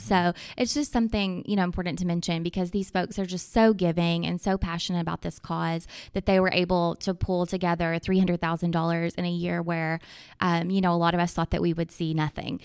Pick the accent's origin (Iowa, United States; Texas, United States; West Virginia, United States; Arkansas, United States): Arkansas, United States; moved away as an adult; also born or lived in Nashville, Tennessee; I'm originally from Arkansas and, um, stepped away for a little bit, um, in Nashville, Tennessee, worked there for about eight years, but recently came back to my home state